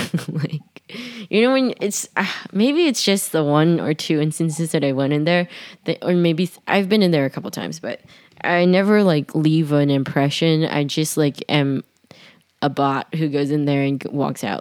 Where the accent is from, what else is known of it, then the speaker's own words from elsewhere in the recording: New York, United States; I'm born and raised in Manhattan